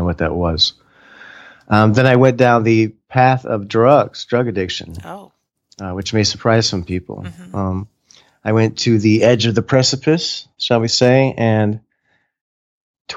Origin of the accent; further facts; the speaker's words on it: Florida, United States; moved away as an adult; also born or lived in Hawaii / California; I grew up in Florida.